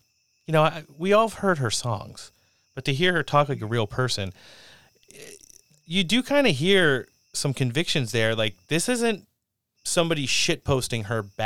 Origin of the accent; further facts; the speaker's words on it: tri-state area, United States; I grew up in the Tri-State area